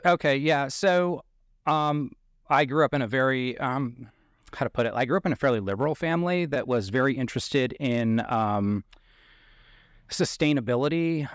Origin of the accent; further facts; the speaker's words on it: Bangor, Maine, United States; moved away; the town that I was born in is Bangor, Maine, which is in central Maine